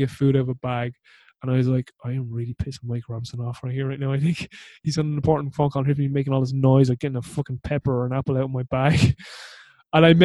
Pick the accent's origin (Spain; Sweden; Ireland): Ireland; I'm their adopted Irish son